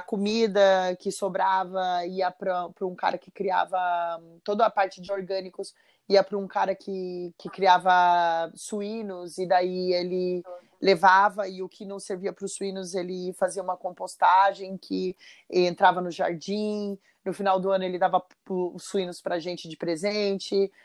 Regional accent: São José dos Campos, São Paulo, Brazil; now in Florianópolis, Brazil; eu sou de São José dos Campos

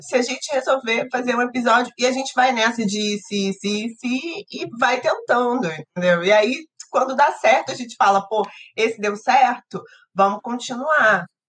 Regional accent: Rio de Janeiro, Brazil; Eu e o Orlando somos cariocas

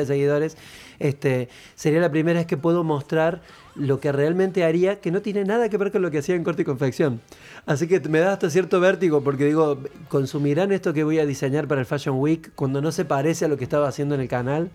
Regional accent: Córdoba, Argentina; moved away; also born or lived in Entre Ríos / Buenos Aires; Yo soy cordobés, pero vivo en Entre Ríos

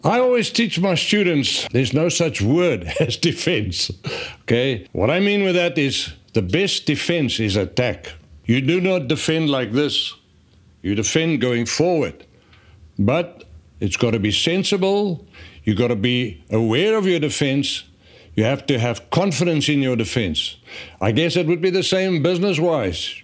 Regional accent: South Africa; born and grew up in South Africa and, uh, went to school there

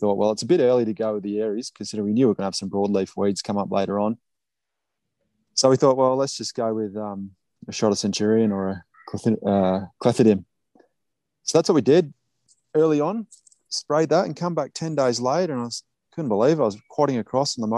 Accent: Australia; moved away as an adult; now in Saskatchewan, Canada; knowing what I grew up with in Australia

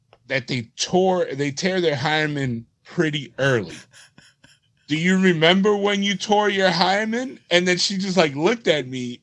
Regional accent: New York, United States; I was from New York

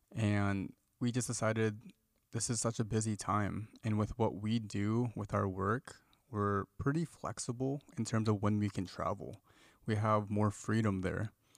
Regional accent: Midwest, United States; moved away as an adult; now in California, United States; Sophie and I, we're from the Midwest, and we moved to California after we graduated from school

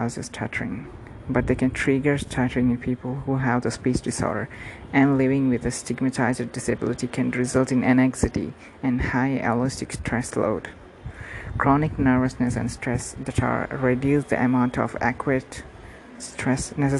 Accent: India; from India

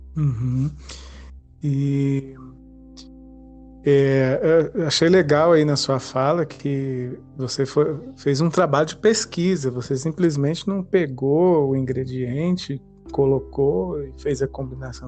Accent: Brasília, Federal District, Brazil; also born or lived in Goiânia; eu nasci em Goiânia, mas me criei em Brasília

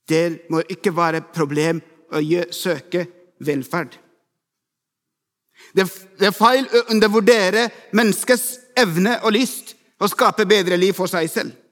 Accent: Ethiopia; Norwegian is a second language; now in Norway; 17 år siden kom jeg til Norge fra Etiopia. Jeg ble ikke sjokkert over kulturforskjellene.

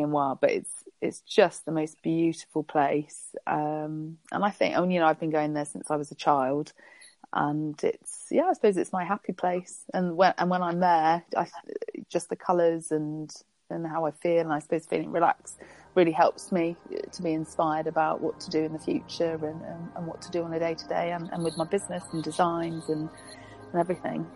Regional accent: Spain; moved away; growing up in Spain

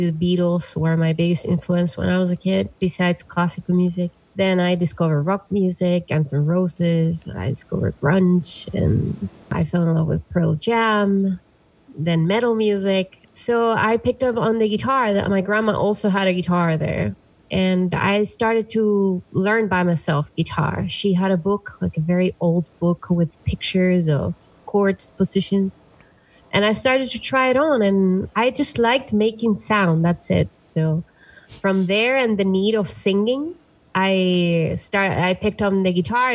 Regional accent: Valdivia, Los Ríos, Chile; also born or lived in Passaic, New Jersey; now in New York City, United States; we went back to the city where my parents met, that it's in the south of Chile, is Valdivia

